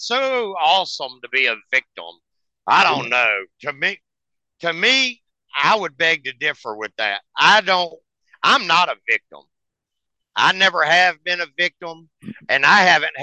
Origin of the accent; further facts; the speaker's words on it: United States; I'm American